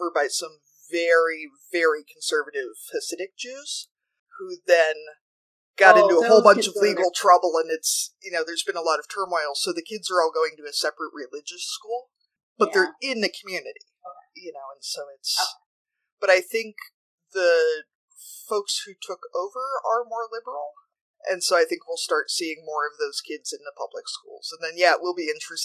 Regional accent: Ames, Iowa, United States; Ames is actually my hometown

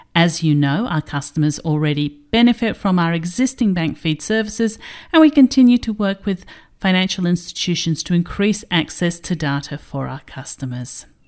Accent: Australia; your favourite Australian correspondent

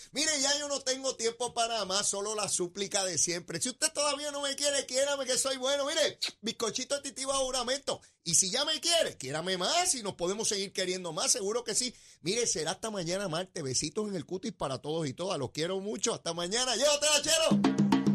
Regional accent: Puerto Rico; nosotros los puertorriqueños

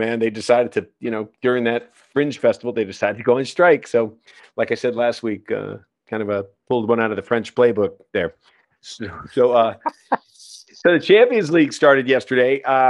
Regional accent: Ireland; Well, I'm an Irish guy

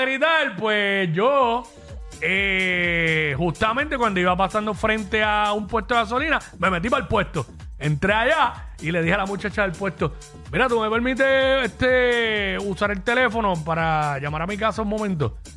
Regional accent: Cabo Rojo, Puerto Rico; yo estuve varios años corriendo en mi pueblo allá en Cabo Rojo

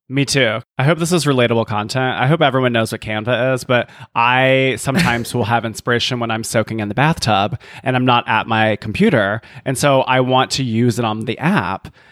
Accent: the South, United States; as a Southerner

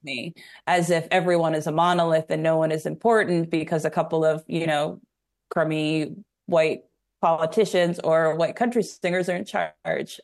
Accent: New York, United States; now in Nashville, United States; I'm from New York

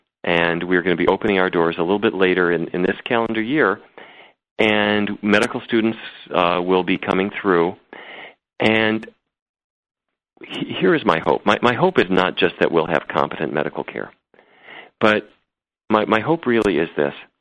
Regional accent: North Dakota, United States; I grew up in North Dakota

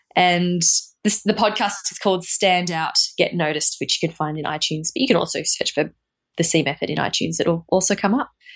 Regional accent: Australia; moved away

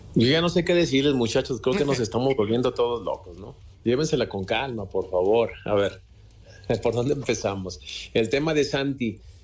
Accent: Mexico; soy un mexicano patriota enamorado de su patria

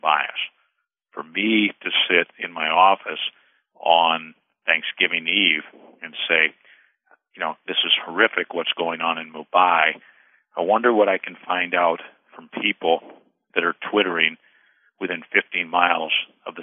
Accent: La Crosse, Wisconsin, United States; the La Crosse Tribune, my hometown newspaper in Wisconsin

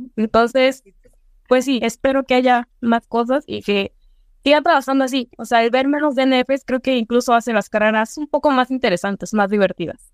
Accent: Mexico; como mexicanos

